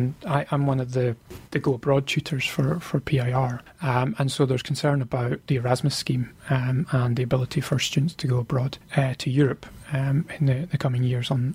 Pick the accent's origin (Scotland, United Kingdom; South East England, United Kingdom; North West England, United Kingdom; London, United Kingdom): Scotland, United Kingdom; being a Scottish sports fan